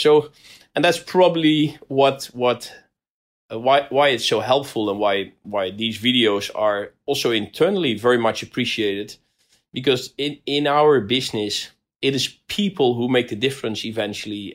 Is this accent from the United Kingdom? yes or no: no; Rotterdam, South Holland, Netherlands; I come from Rotterdam